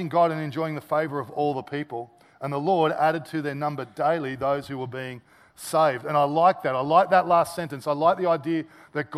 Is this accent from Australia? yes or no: yes; Australia; as an Aussie